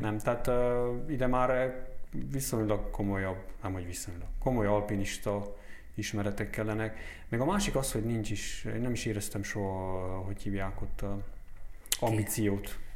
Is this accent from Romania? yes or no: yes; Romania; also born or lived in Kurdistan; ebbe az országba élve nem kiabáljuk nagy dobbal, hogy románok vagyunk, vagy román állampolgárok vagyunk